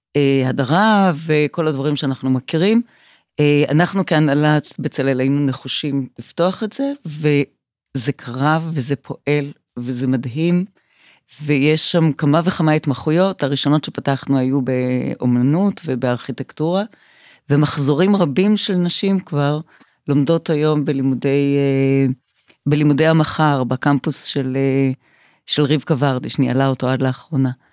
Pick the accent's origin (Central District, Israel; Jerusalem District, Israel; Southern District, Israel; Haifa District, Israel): Southern District, Israel; Revivim; now in Tel Aviv, Israel; אני נולדתי בקיבוץ רביבים